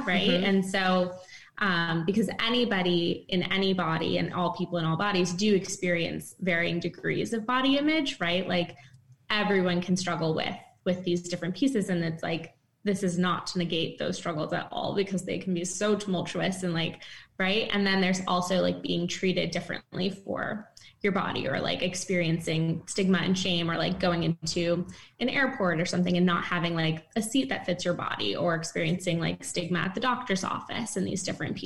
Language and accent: English; East Coast, United States; moved away as an adult; now in San Francisco, United States; I'm from the East Coast, but then moved recently back over to San Francisco.